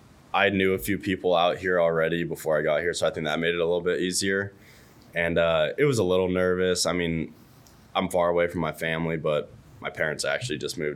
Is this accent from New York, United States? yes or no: no; California, United States; I would go to Stanford games every once in a while, just because it's like, I mean, it's 40 minutes from my house.